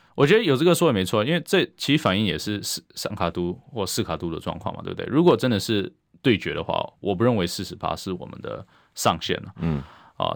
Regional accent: Taiwan; 我们台湾人民

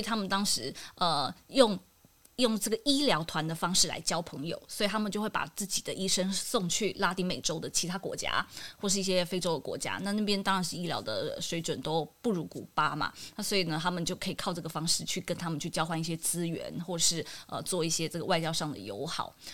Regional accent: Taiwan; 我们台湾人

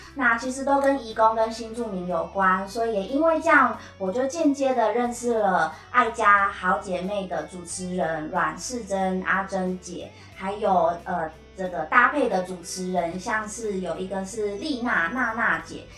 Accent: southern Taiwan, Taiwan; 都是南部人

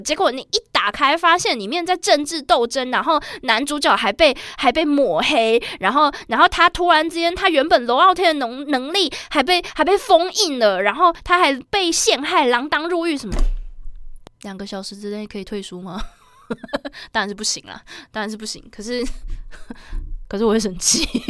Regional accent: Taiwan; 我是在台湾读书长大的

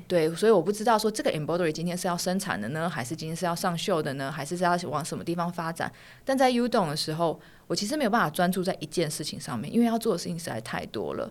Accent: Taiwan; moved away as an adult; also born or lived in London; 我在嗯哼。台湾完成我所有的义务教育跟大学，我才去到那边

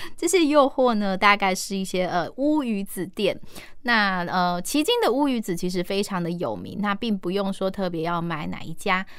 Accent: Kaohsiung, Taiwan; 这些景点我们高雄人很常去走

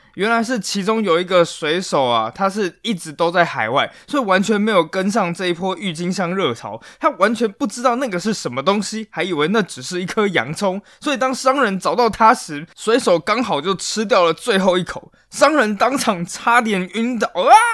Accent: Taiwan; 我们台湾人

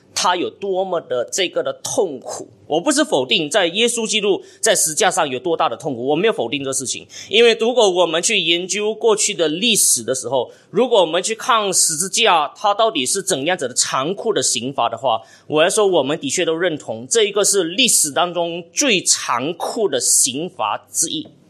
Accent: Malaysia; 冷气机已经成为我们马来西亚的必需品一样哈

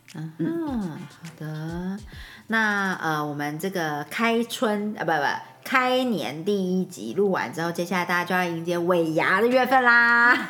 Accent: Lukang, Changhua County, Taiwan; moved away; 因为我们的家乡是鹿港

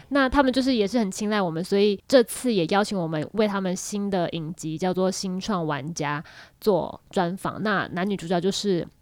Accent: Taiwan; 我是来自台湾

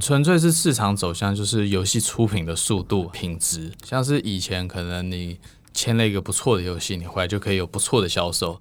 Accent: United States; moved away as an adult; now in Taiwan; 因为我算是美国出身

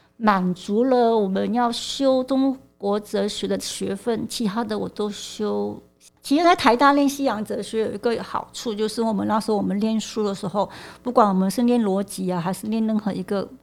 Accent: Malaysia; moved away as an adult; now in Taiwan; 我是来自马来西亚，就是我在我十八岁的时候，就是决定来台湾念书

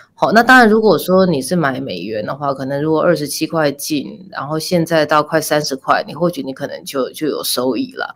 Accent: Taipei, Taiwan; 我是台北人，所以我，我不用住，我就住在家里

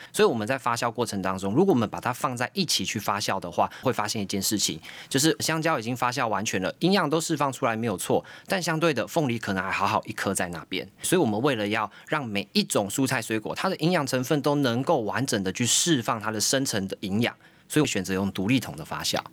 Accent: Taiwan; 我们台湾人非常厉害

